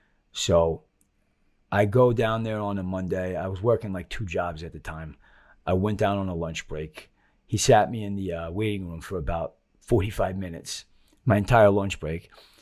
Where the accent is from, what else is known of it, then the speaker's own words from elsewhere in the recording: Long Island, New York, United States; now in Florida, United States; I grew up on Long Island.